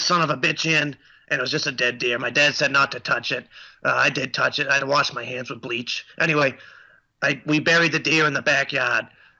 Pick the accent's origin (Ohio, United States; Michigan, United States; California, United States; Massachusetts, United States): Massachusetts, United States; Seekonk; I'm actually not from Rhode Island. I'm from Seekonk.